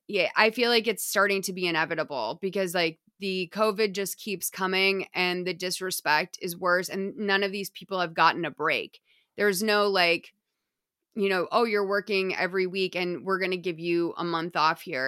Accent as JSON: {"language": "English", "country": "United States", "said": "me as an American"}